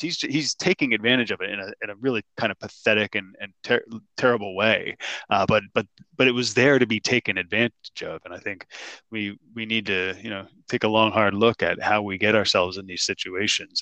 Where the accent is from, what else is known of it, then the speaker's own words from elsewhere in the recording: New Jersey, United States; I grew up in New Jersey